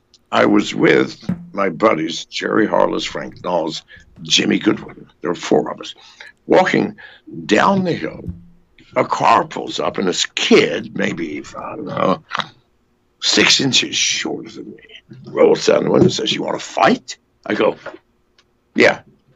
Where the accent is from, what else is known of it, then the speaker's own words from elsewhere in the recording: England, United Kingdom; born there; Well, I was born in England.